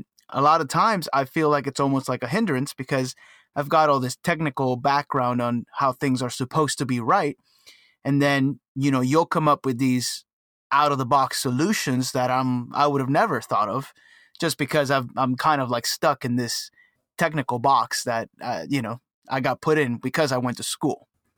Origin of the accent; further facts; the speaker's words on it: Cuba; now in United States; I was born in Cuba. So very different world.